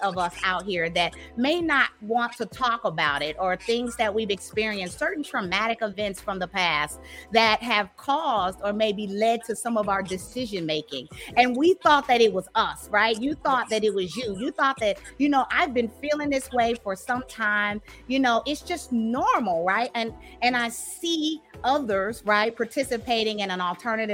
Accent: St. Petersburg, Florida, United States; now in Dallas, United States; I grew up in the South, right? In the South, I grew up in Florida, St. Pete, you know, St. Petersburg, Florida

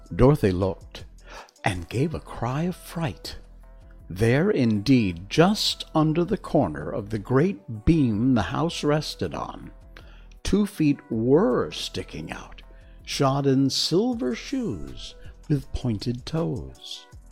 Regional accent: Connecticut, United States; moved away as an adult; also born or lived in Key West, Florida; born in Connecticut, lived there my entire life rarely went further than New York City or Boston

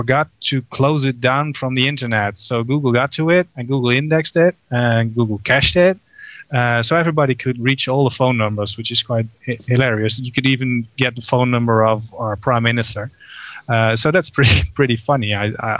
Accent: Netherlands; we're from Holland and not from Austria

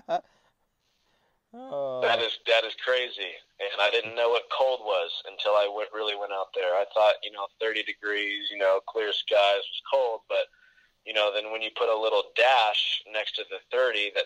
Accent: California, United States; moved away as an adult; also born or lived in Midwest; being born and raised from California

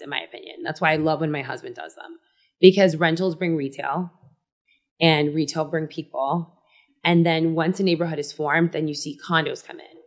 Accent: Miami, Florida, United States; I grew up in Miami

